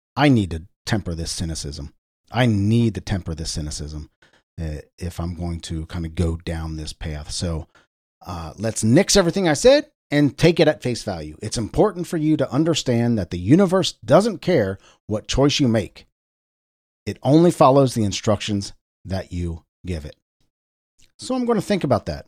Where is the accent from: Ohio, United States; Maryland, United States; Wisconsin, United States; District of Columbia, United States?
Ohio, United States; Cincinnati; my hometown, W L W T in Cincinnati, Ohio.